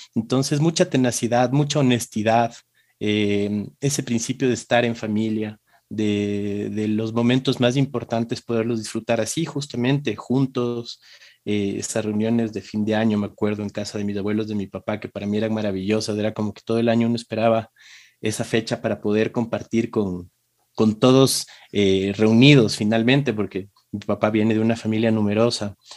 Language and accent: Spanish; Quito, Pichincha, Ecuador; hace 41 años en Quito, este, eh, nací en una familia